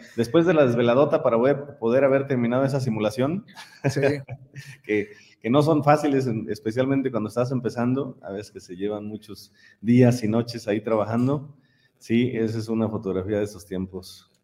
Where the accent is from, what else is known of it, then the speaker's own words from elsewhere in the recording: San Miguel de Allende, Guanajuato, Mexico; Yo soy de San Miguel de Allende y siendo de San Miguel, nosotros aquí estamos acostumbrados a convivir con muchísimos extranjeros, desde niños